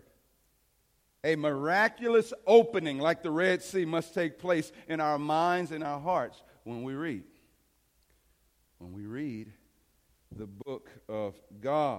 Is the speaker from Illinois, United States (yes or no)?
yes; East St. Louis, Illinois, United States; growing up in East St. Louis